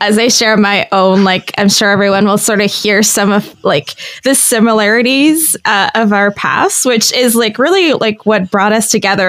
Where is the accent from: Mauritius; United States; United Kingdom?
Mauritius; moved away as an adult; also born or lived in Toronto, Canada; now in Guelph, Canada; I was born and raised in Mauritius